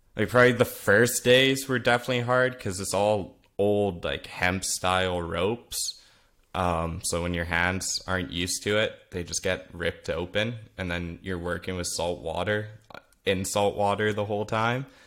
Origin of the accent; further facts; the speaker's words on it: Vernon, British Columbia, Canada; first language Flemish; English is a second language; being born in Vernon, B C, in Canada, um, I was raised there my whole life.